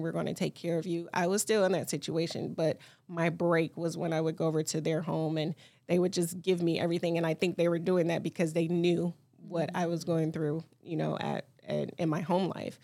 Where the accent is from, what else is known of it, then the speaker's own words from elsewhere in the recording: Detroit, Michigan, United States; I grew up in Detroit. I grew up seven mile south field area. I went to Detroit Public Schools.